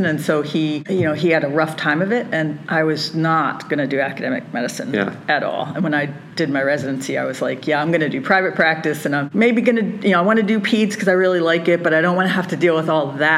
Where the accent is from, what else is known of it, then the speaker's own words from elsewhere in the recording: Philadelphia, Pennsylvania, United States; I was born in Philadelphia